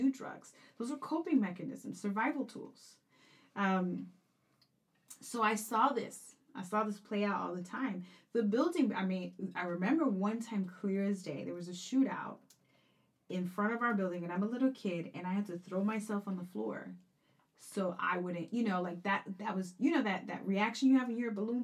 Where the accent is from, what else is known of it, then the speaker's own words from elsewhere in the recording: New York City, New York, United States; also born or lived in Corona, Queens / Flushing, Queens; I was born in East New York, Brooklyn, and then lived there until I was about 12 or 13, and then moved to Corona, Queens, and went to high school in actually John Bond High